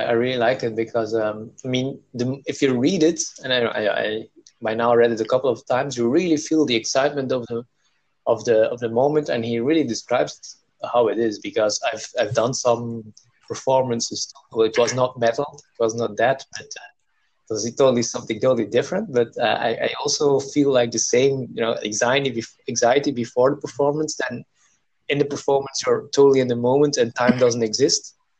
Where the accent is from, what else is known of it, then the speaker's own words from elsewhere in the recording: South India, India; born there; I really have to go back to where I was born. I was born in South India.